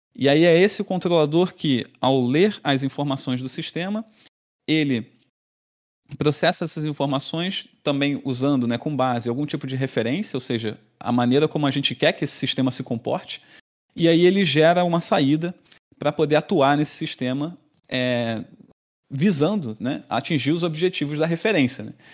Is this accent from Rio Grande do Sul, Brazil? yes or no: no; Rio de Janeiro, Brazil; moved away as an adult; now in Florianópolis, Brazil; sou natural do Rio de Janeiro, fiz toda a minha formação lá